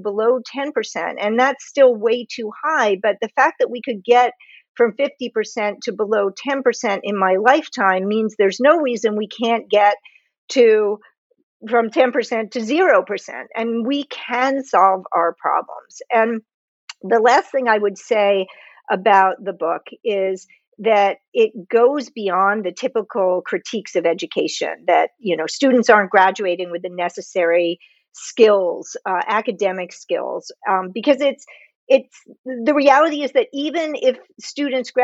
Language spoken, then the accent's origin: English; United States; I'm from the United States